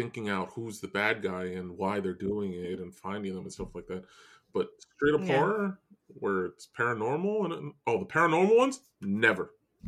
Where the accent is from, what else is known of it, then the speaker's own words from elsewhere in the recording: New York, United States; We're both from New York, and we live in homes and houses.